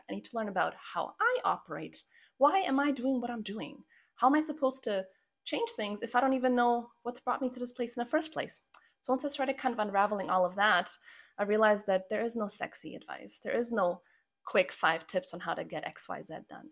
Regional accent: Croatia; now in Canada; I'm actually from Croatia, which is where I was born. And after a few detours, we finally wound up in Canada, which is where I've been living for the last twenty-three years of my life

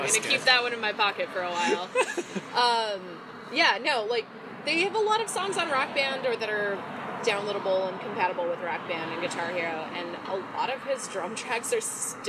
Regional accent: Prescott Valley, Arizona, United States; I am from Prescott Valley. Prescott Valley.

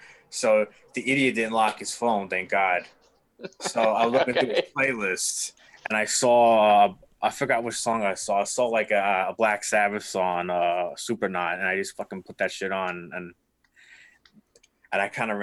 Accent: New York City, New York, United States; accent: New York; moved away; I'm from New York City and they all like my New York accent that I got from my mom from imitating her so many years.

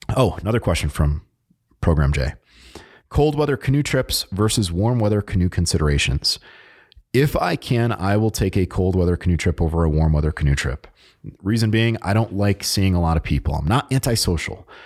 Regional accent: Connecticut, United States; moved away; I am originally from Connecticut

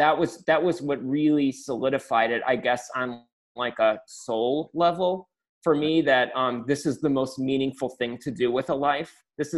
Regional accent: Naperville, Illinois, United States; No, Naperville was a evangelical conservative suburb. And I was the product of two middle-class parents.

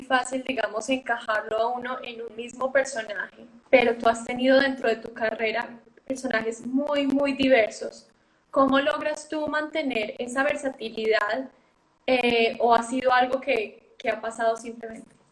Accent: Medellín, Antioquia, Colombia; yo también soy de Medellín

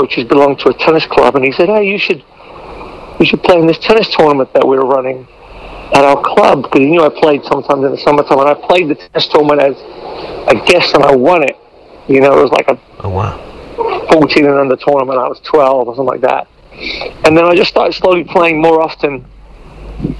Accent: London, United Kingdom; also born or lived in Dar es Salaam, Tanzania / Iringa, Tanzania; now in Foster City, United States; when I was about 4 years old, my brother was two, we moved to London, England. So I really grew up in England and London.

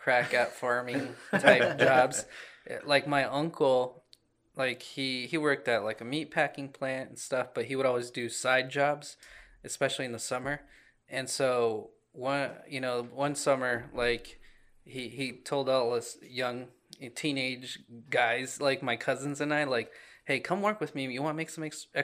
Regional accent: Des Moines, Iowa, United States; I grew up in Des Moines, the city

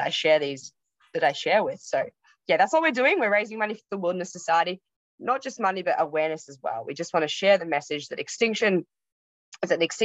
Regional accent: Yarra Valley, Victoria, Australia; I grew up in the Yarra Valley

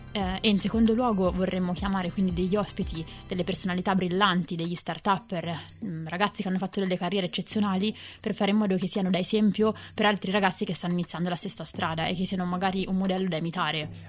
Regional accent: Perugia, Umbria, Italy; moved away as an adult; also born or lived in Milan; vivo da sempre a Perugia

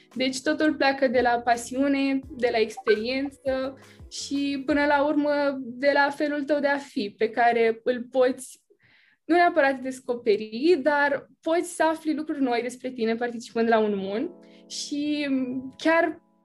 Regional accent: Bacău, Bacău County, Romania; sunt din Bacău și sunt în clasa a 12 acum

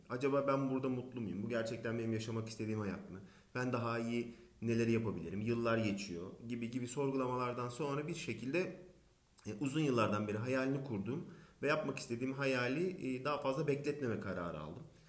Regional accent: Aydın, Turkey; moved away as an adult; also born or lived in İzmir / Barcelona; Aydın doğumluyum 1983

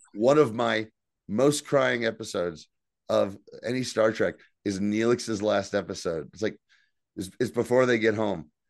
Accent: New Jersey, United States; accent: Jersey; It's all guys like me, all guys with Jersey accents.

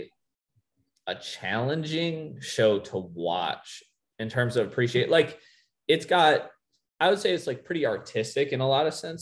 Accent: Rockton, Illinois, United States; I'm technically from Rockton, Illinois

